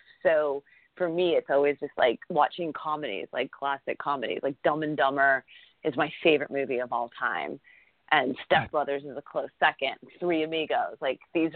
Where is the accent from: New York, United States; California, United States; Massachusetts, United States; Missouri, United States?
Massachusetts, United States; moved away; I grew up in Massachusetts, so I'm an East Coast girl.